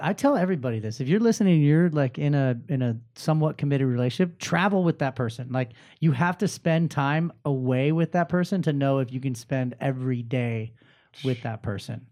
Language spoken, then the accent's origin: English; Inland Empire, California, United States; now in Orange County, United States; I grew up in the I E myself